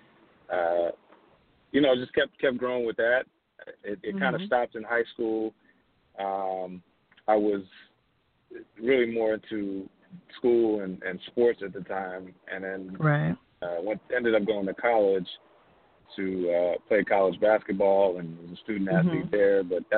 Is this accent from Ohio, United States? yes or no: no; Hackensack, New Jersey, United States; So I grew up in a house in Hackensack, New Jersey. It's my hometown. I was born and raised there.